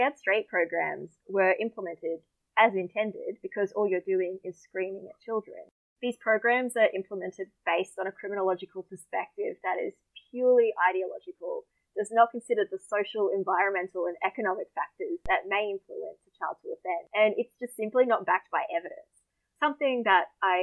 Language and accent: English; Deception Bay, Queensland, Australia; moved away; my hometown's called Deception Bay.